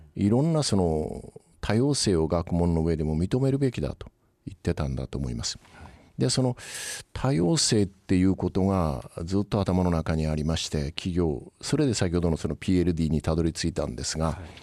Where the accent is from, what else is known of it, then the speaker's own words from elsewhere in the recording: Yakushima, Kagoshima, Japan; moved away; also born or lived in Hayato, Kagoshima; 私あのたまたま出身が九州の屋久島なんですが